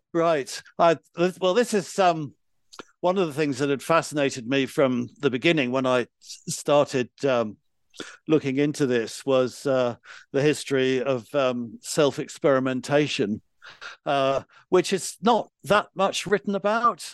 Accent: London, United Kingdom; I grew up in London

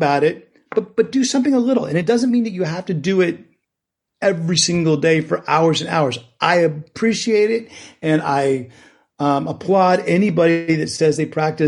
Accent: Bay Area, California, United States; I grew up in the Bay Area

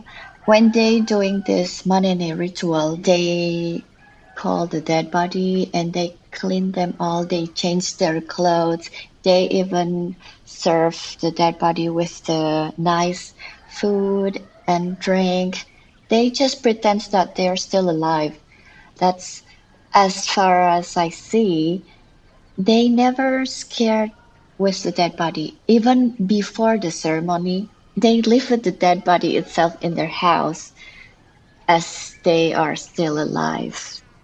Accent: Bali, Indonesia; also born or lived in Lombok; I'm an artist from Bali. I was born outside of Bali, which is Lombok, and I grew in many places in Indonesia.

